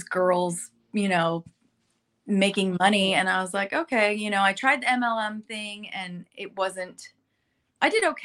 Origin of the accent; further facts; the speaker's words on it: Burbank, California, United States; moved away as an adult; now in North Texas, United States; I grew up in Burbank.